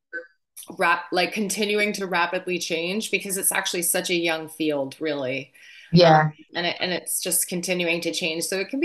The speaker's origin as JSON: {"language": "English", "region": "New Jersey", "country": "United States", "accent": "Jersey", "said": "I'm not actually from Boston. I'm from New Jersey. I should have taught you a Jersey accent because I could do that all day."}